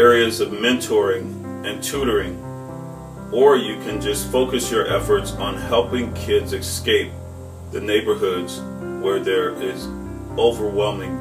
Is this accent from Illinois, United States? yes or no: yes; Chicago, Illinois, United States; moved away as an adult; now in Minnesota, United States; I grew up in the Inglewood community of Chicago